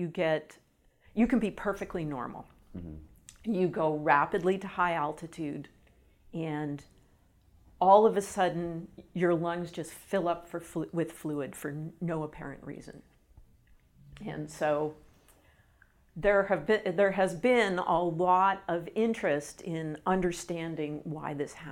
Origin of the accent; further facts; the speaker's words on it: Canada; also born or lived in British Columbia; I'm from Canada, and I was in British Columbia